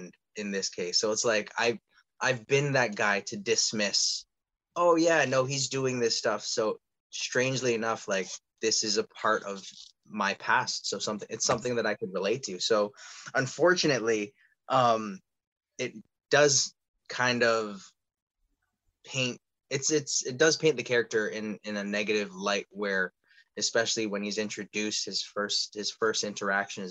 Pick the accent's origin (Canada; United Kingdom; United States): Canada; Toronto, Ontario; being born and raised in Toronto